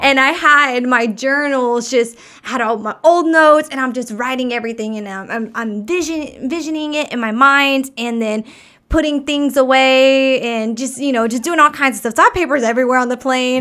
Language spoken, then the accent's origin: English; Texas, United States; I was born in Texas, so I grew up along the water anyways